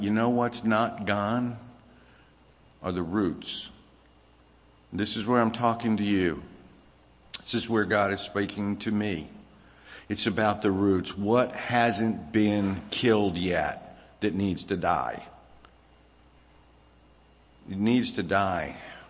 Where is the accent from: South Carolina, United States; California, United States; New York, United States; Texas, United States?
California, United States; also born or lived in Virginia; growing up in California, it was a little different. I was younger and I didn't understand. If I had been older and grown up in California, I would have understood weed to be something different than when I got older and was grown up in Virginia